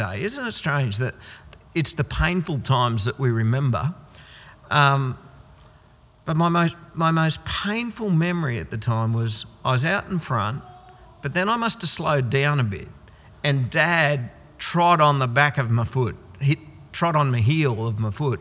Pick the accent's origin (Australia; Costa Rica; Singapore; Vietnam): Australia; Goondiwindi, Queensland; my hometown's Gundawindi, and we lived about half an hour out of town